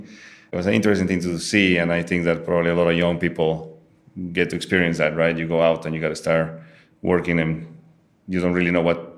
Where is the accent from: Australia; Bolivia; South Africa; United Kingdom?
Bolivia; English is a second language; moved away as an adult; also born or lived in Israel; now in United States; I'm a Bolivian native. I was born in Bolivia.